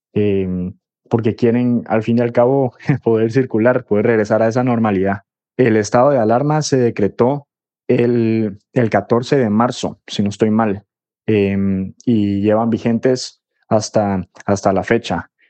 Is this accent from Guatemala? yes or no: yes; Guatemala; now in Madrid, Spain; soy periodista guatemalteco, vivo en Madrid